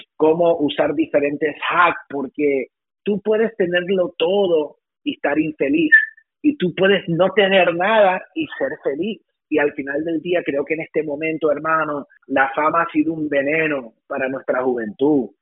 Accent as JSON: {"language": "Spanish", "town": "West New York", "region": "New Jersey", "country": "United States", "tie": "born or raised there", "said": "producto de un inmigrante, familia salvadoreña, nacido en West New York, New Jersey"}